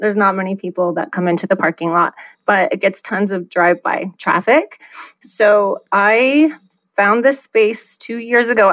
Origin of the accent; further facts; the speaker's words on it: Iowa, United States; now in Scottsdale, United States; So I have lived in Scottsdale for 20 years, but I'm originally from Iowa.